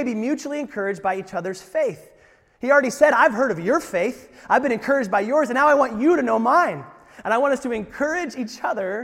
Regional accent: United States; I'm an American

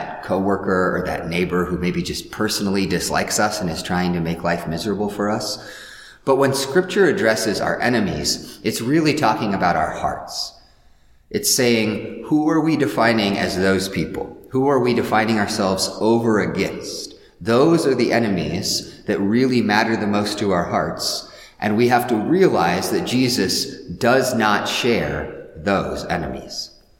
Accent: Midwest, United States; I'm a Midwesterner because I'm not, you know, one of those coastal people or a Southerner.

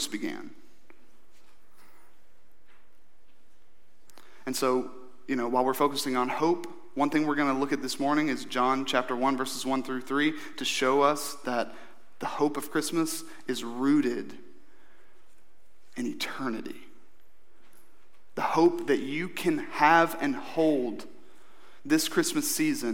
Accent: Eastern Kentucky, United States; growing up in Eastern Kentucky

